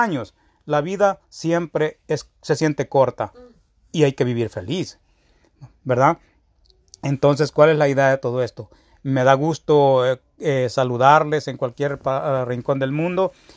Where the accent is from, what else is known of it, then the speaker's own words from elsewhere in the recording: El Salvador; now in United States; de donde yo vengo, que es El Salvador